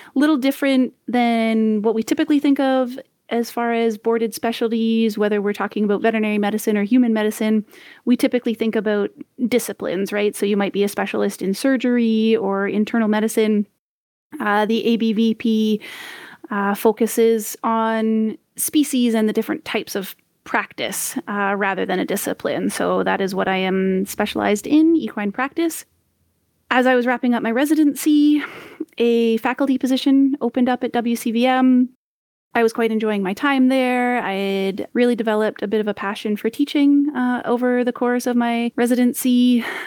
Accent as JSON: {"language": "English", "region": "Ontario", "country": "Canada", "also_born_or_lived": "Grenada / Saskatchewan", "moved": "as an adult", "said": "I'm from Ontario originally"}